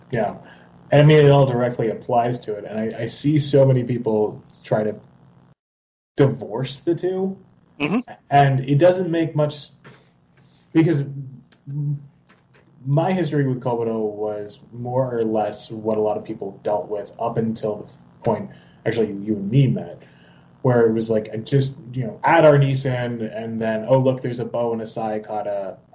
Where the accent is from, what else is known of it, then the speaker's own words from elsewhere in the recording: Philadelphia, Pennsylvania, United States; I'm from Philly, so I mean Rocky.